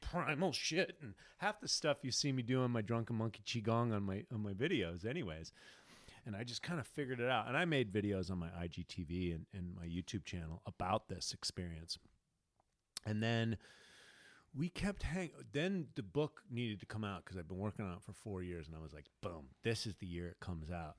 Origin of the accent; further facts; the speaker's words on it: United States; I'm an American